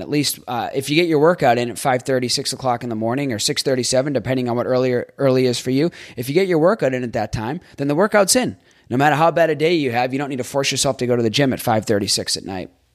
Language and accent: English; Boston, Massachusetts, United States; moved away as an adult; also born or lived in Jacksonville, Florida; I grew up in Boston